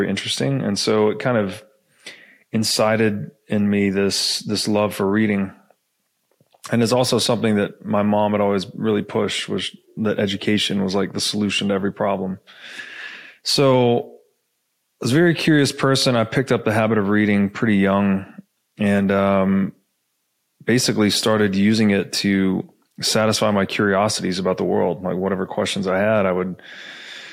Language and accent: English; Tennessee, United States; I grew up in Tennessee